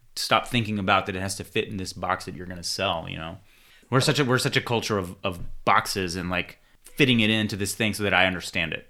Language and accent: English; Houston, Texas, United States; I was born in America as an inner-city kid in Houston, Texas